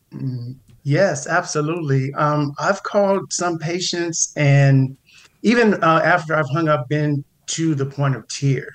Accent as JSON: {"language": "English", "town": "Pasadena", "region": "California", "country": "United States", "tie": "born or raised there", "said": "I grew up in the Pasadena area, went to one of the local high schools, uh, big shout out to John Muir Mustangs in, in Pasadena"}